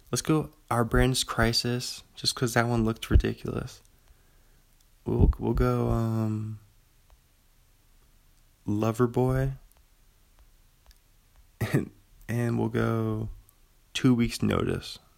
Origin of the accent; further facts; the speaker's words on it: Pullman, Washington, United States; I'm from Pullman. Still sitting in my apartment room looking out the window from the second floor of a coffee house uh, across the street from Washington State University over here.